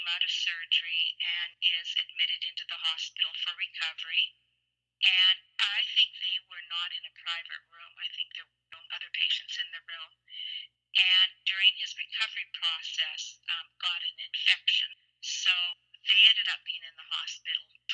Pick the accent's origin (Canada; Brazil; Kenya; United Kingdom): Canada; I'm Canadian